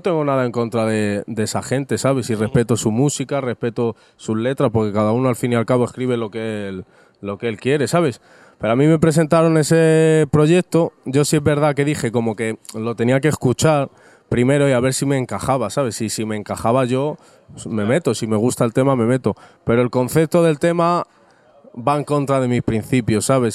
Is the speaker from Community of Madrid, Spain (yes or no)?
yes; Rivas-Vaciamadrid, Community of Madrid, Spain; soy un chaval completamente normal, vengo de Rivas hacia Madrid